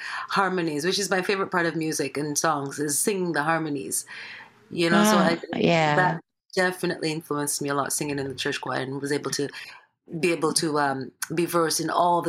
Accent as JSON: {"language": "English", "country": "Jamaica", "tie": "born or raised there", "moved": "yes", "lives_now": "Toronto, Canada", "said": "I was raised by my grandmother, my grandfather, back home in Jamaica"}